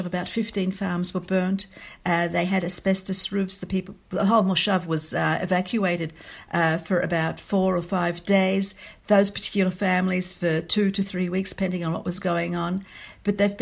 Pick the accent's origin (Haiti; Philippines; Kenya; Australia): Australia; moved away as an adult; now in Israel; I'm Australian born and bred